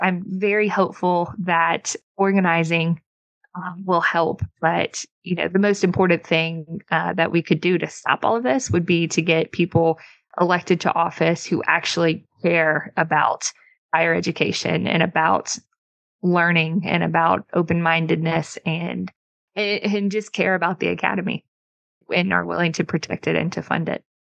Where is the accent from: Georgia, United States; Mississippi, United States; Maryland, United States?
Mississippi, United States; my home state of Mississippi